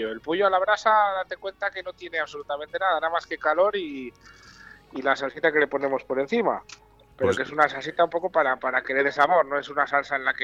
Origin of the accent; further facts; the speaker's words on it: Bamba, Castile and León, Spain; also born or lived in Valladolid; es mi pueblo donde no he nacido porque ya en mi época nacíamos en Valladolid, pero me he criado toda la vida y hasta hace un año que marché de allí, vamos. Te debo todo a Bamba.